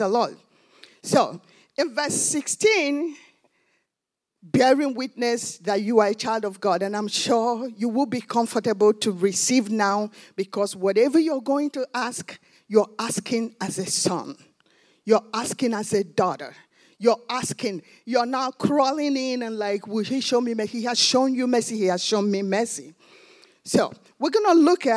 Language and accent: English; Nigeria; now in United States; I'm from Nigeria.